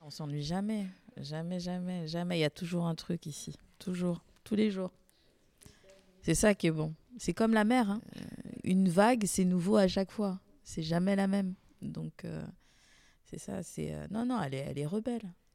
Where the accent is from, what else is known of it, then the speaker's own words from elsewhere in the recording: Guadeloupe, France; also born or lived in Paris; now in Marseille, France; Je suis originaire de la Guadeloupe